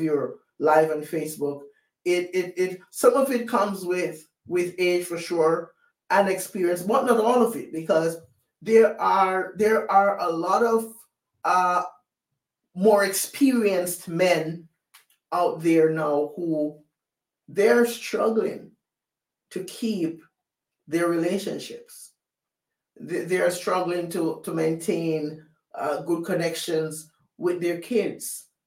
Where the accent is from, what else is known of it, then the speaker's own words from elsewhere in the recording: Jamaica; moved away; I was born and raised in Jamaica